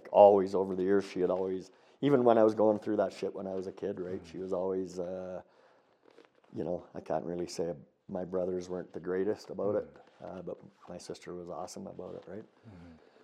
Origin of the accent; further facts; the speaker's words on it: Edson, Alberta, Canada; also born or lived in Strathmore; I applied for and got a job up at the golf course back in Edson, my hometown